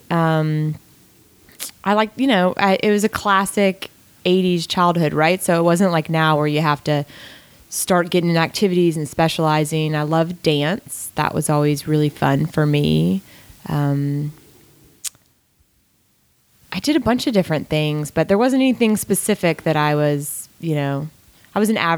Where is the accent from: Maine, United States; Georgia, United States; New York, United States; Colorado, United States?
Georgia, United States; Gwinnett County; Gwinnett County, Georgia.